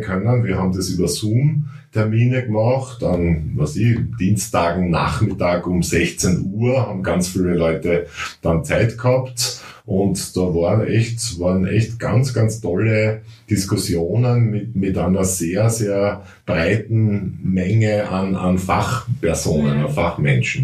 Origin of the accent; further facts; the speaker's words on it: Styria, Austria